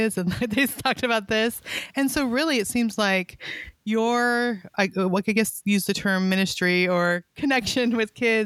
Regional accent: California, United States; also born or lived in Montana; now in Bible Belt, United States; I grew up in California, lived in Montana for 15 years. I live in the Bible Belt.

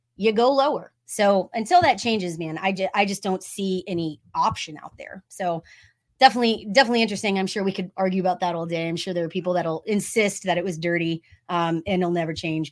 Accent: Austin, Texas, United States; I grew up, born and raised in Austin

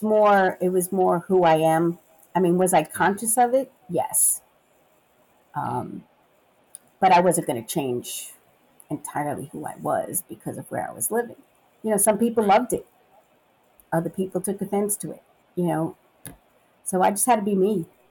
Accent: New York City, New York, United States; moved away as an adult; also born or lived in Long Island, New York; now in Memphis, United States; I was born and raised in Brooklyn, New York, then moved to the suburbs of the city and lived on Long Island

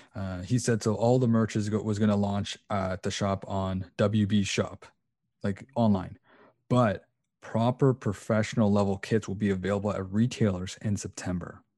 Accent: Canada; also born or lived in Portugal; I am, uh, Portuguese and Canadian

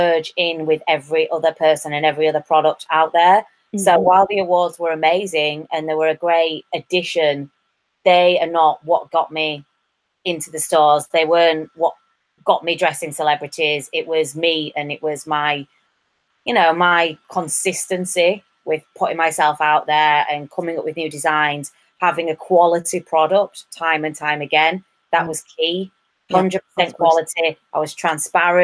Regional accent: England, United Kingdom; moved away; also born or lived in Ireland; I'm English

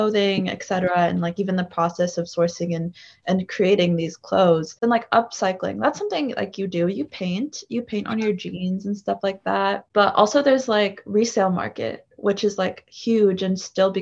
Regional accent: East Coast, United States; moved away as an adult; also born or lived in Chicago; I'm from the East Coast. A lot of my family lives in New York.

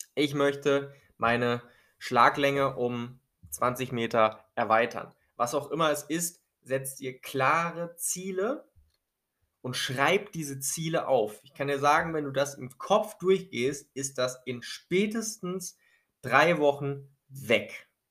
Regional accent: Germany; bei uns in Deutschland

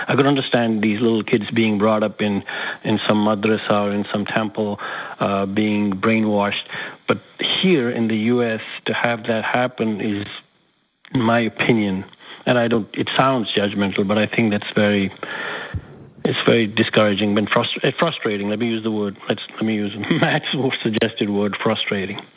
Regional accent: Jammu and Kashmir, India; now in New York, United States; I was born in Kashmir in India, a very deeply uh, religious uh, city

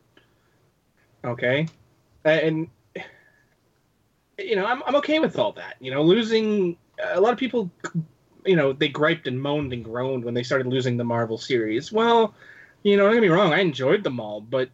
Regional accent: Canada; I'm Canadian

